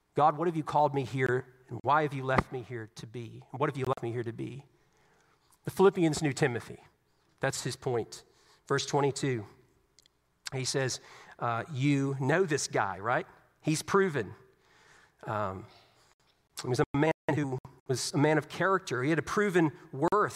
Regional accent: Southeast Virginia, United States; Growing up in Southeast Virginia, I grew up around the military.

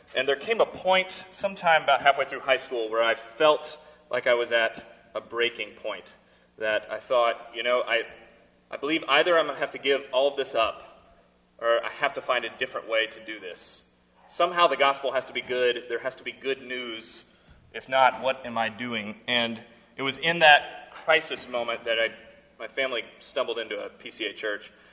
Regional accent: South Carolina, United States; I'm from South Carolina

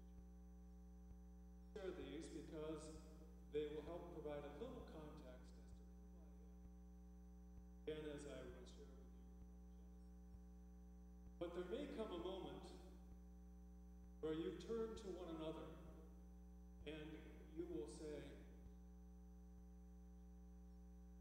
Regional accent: Salinas, California, United States; moved away as an adult; also born or lived in Quincy, Massachusetts; I was born and raised in Salinas, California

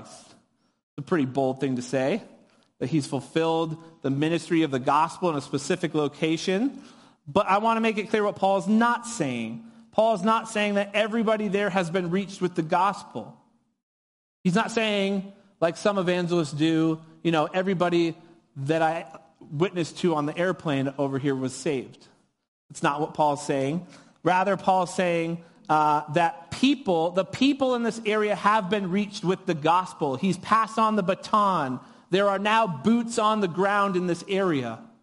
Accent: New Hampshire, United States; moved away as an adult; now in California, United States; I was born and raised in New Hampshire

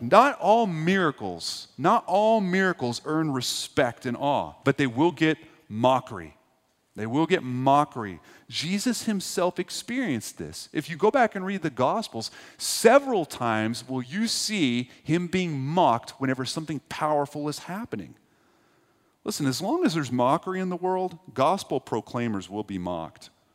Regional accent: Texas, United States; now in East Tennessee, United States; I grew up in Texas.

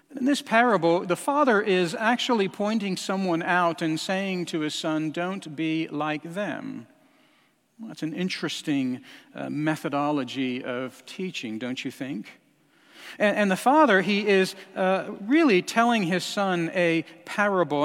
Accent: Albuquerque, New Mexico, United States; moved away; I spent time, uh, growing up in Albuquerque, New Mexico

